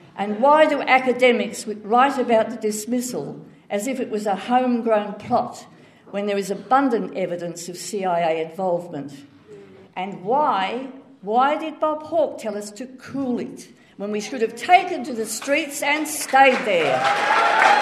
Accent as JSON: {"language": "English", "town": "Melbourne", "region": "Victoria", "country": "Australia", "tie": "born or raised there", "also_born_or_lived": "Ballarat", "said": "I was born in Ballarat be- because my father worked in the railways. But we didn't stay long because the winters were too cold, my mother said, so we returned home to Kensington"}